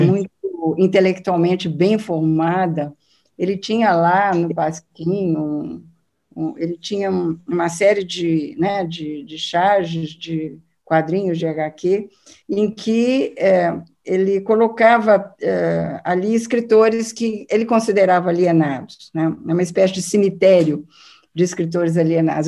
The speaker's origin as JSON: {"language": "Portuguese", "region": "São Paulo", "country": "Brazil", "said": "de São Paulo, da minha terra"}